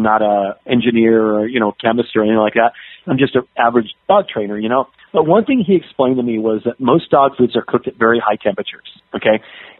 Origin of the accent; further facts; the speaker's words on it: Southern California, United States; I grew up in Southern California